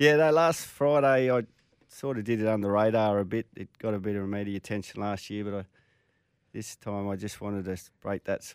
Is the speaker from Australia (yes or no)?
yes; Gold Coast, Queensland, Australia; also born or lived in Singleton, New South Wales; I say I'm a Queenslander. I was born in Singleton, but my parents moved up here when I was three.